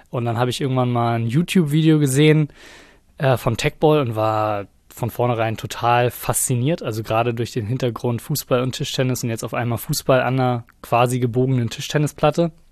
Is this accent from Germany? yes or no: yes; Kiel, Schleswig-Holstein, Germany; Ich komme aus Kiel ursprünglich